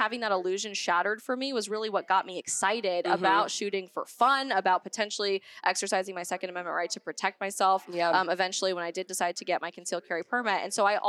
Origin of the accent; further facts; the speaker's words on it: Colorado, United States; I'm from Colorado